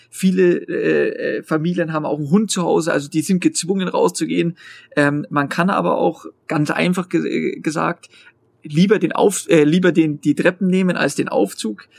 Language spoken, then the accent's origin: German; Bavaria, Germany; in Bayern, bei mir jetzt persönlich, ich bin Bayer